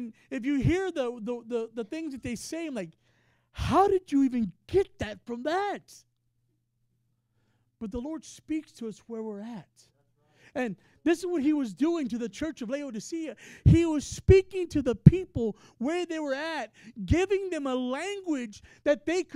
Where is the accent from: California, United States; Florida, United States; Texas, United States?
Texas, United States; now in Ohio, United States; I'm from Texas